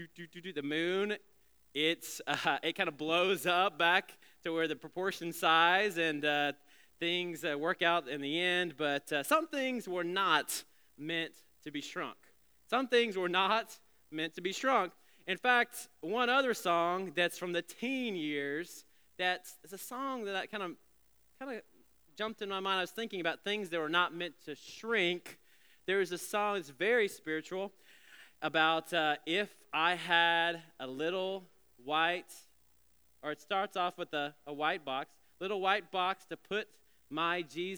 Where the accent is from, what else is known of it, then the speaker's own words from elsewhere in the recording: Alabama, United States; some kid songs when I was back in the day growing up in Alabama.